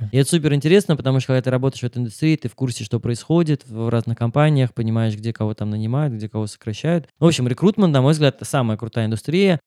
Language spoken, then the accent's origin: Russian; Moscow, Russia; moved away as an adult; я родился в Москве